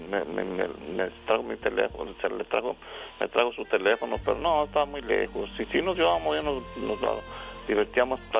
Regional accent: Jalisco, Mexico; now in Palm Springs, United States; Yo soy, yo soy de Jalisco.

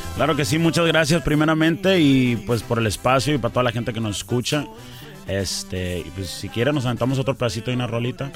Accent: Tucson, Arizona, United States; also born or lived in Nogales, Sonora, Mexico; soy nacido en Tucson, Arizona, originario de Tucson, Arizona

